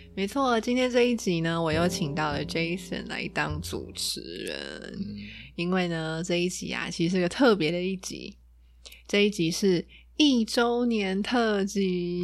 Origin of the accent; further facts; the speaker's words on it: Taiwan; 我就是一个土生土长的台湾人嘛，就是从小就在台湾学英文